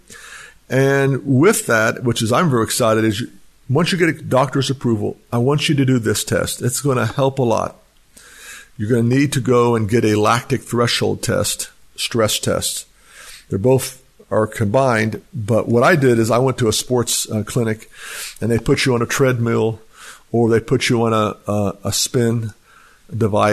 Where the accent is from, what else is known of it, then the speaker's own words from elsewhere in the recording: United States; I was raised in Texas, Oklahoma area